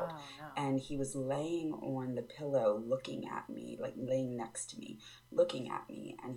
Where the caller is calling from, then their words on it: Maryland, United States; I'm from Maryland.